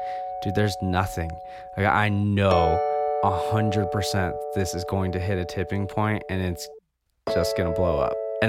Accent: Jackson, Wyoming, United States; I was born in Jackson, Wyoming

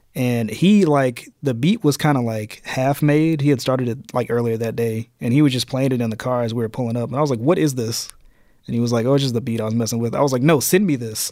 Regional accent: Birmingham, Alabama, United States; from Birmingham

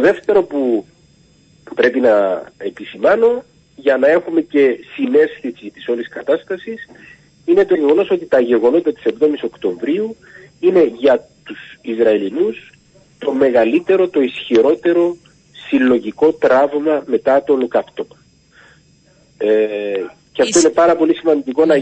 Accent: Cyprus; έρχομαι από την Κύπρο

